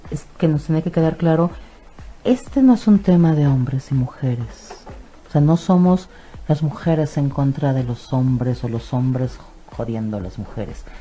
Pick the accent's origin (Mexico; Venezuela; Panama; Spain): Mexico; nosotros como cultura mexicana